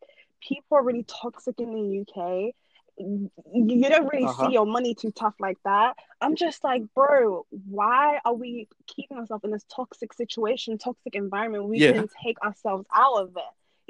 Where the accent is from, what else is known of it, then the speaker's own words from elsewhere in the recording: Norway; born there; I'm a Norwegian citizen. I was born in Norway.